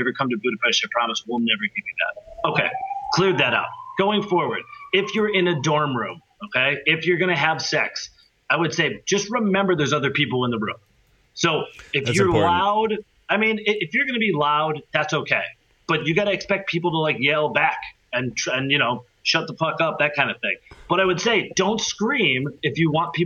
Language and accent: English; United States; moved away as an adult; now in Europe; as an American